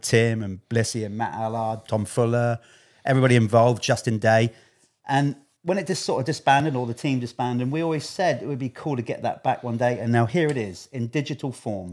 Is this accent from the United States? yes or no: no; United Kingdom; I'm British